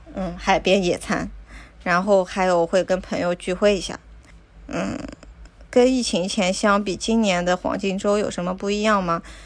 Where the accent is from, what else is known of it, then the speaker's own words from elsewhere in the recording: China; also born or lived in Tokyo, Japan; now in Japan; 我们中国人